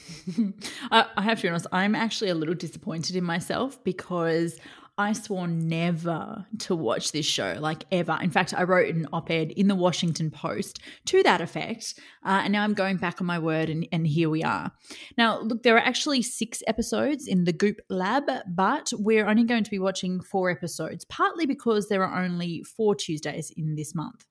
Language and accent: English; Australia; I'm Australian